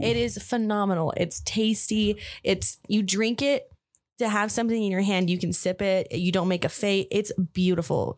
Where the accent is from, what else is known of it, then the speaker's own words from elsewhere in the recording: Albuquerque, New Mexico, United States; also born or lived in Farmington, New Mexico; I moved to F, Albuquerque when I was, um, I think three or four. My mom remarried. and I've lived here ever since